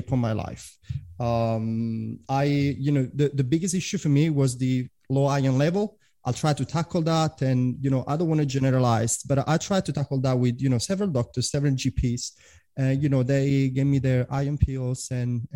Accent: Italy; English is a second language; moved away as an adult; also born or lived in London / Prague; now in Australia; I'm originally from Italy, although I've been living in Australia for 10 years

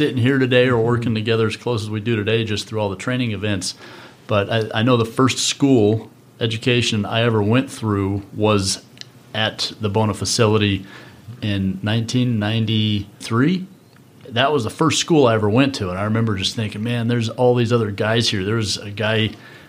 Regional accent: Denver, Colorado, United States; we're both from Denver and spent our professional careers in the Denver market

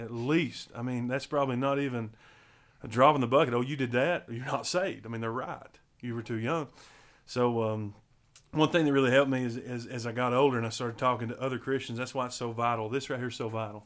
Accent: Riceville, Tennessee, United States; I was born and raised in Riceville, Tennessee.

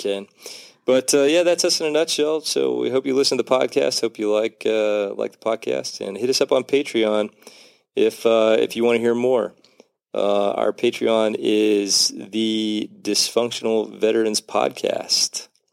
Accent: Oklahoma, United States; just up the street in Oklahoma

